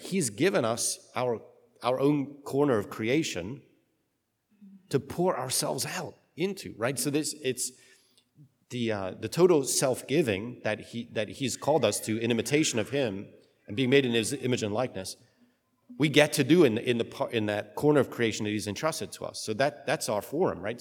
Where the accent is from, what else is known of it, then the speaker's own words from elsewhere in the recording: United Kingdom; I'm British